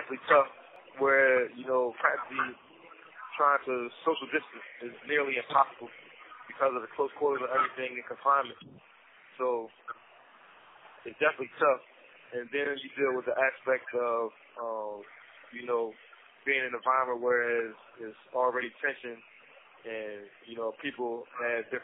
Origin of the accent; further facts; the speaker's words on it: Salisbury, Maryland, United States; also born or lived in Delaware; I'm from Salisbury, Maryland. I was born in Delaware, raised in Salisbury